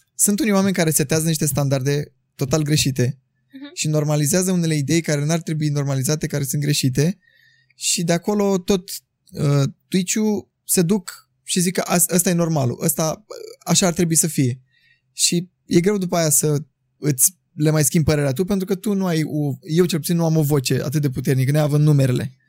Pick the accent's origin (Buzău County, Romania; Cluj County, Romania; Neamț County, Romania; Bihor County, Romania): Buzău County, Romania; Buzău; moved away as an adult; now in Bucharest, Romania; eu sunt din Buzău